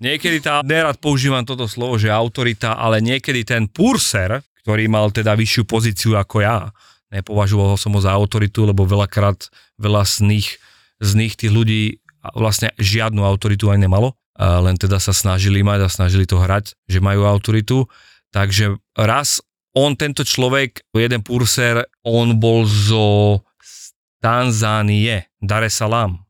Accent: Slovakia; moved away as an adult; also born or lived in Dubai, United Arab Emirates

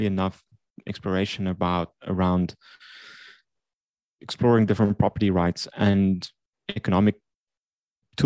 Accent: South Africa; growing up in South Africa, I created video games during high school

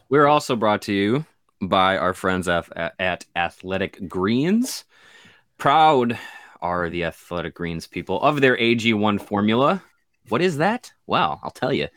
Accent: Kenosha, Wisconsin, United States; growing up in Kenosha

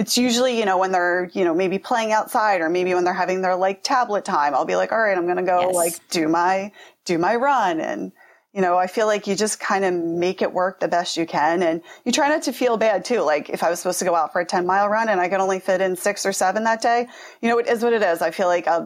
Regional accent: Pennsylvania, United States; I'm from Pennsylvania

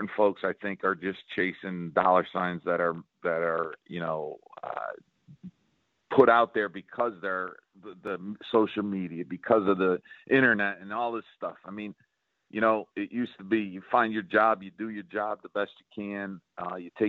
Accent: Northeast, United States; now in South Carolina, United States; I'm from the Northeast

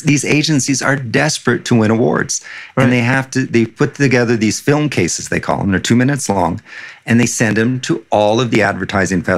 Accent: California, United States; now in São Paulo, Brazil; they know I'm American

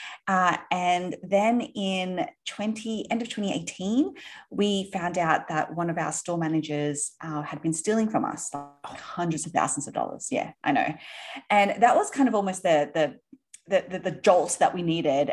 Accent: Sydney, New South Wales, Australia; moved away as an adult; now in New York, United States; You might be able to tell from my accent, are actually from Australia originally. Yes. Grew up in Sydney. We live in New York now.

